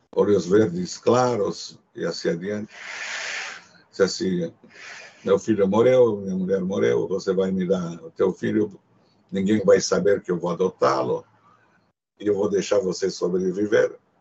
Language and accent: Portuguese; Cluj-Napoca, Cluj County, Romania; first language Hungarian; Portuguese is a second language; moved away